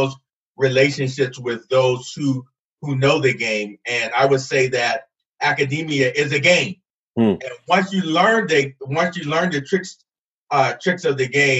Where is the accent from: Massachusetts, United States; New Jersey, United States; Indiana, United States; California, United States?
New Jersey, United States; Camden; moved away as an adult; also born or lived in Alabama; now in Idaho, United States; I'm originally from Camden, New Jersey. So I'm away from home